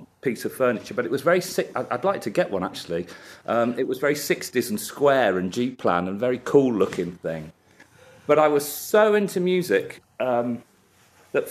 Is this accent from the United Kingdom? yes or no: yes; Cheltenham, South West England, United Kingdom; As a child, well, I grew up in Cheltenham